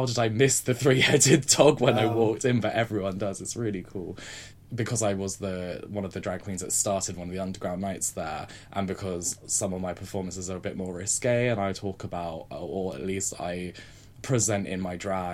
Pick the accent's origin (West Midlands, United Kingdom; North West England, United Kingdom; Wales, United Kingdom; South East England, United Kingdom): South East England, United Kingdom; Southampton; now in London, United Kingdom; I come from Southampton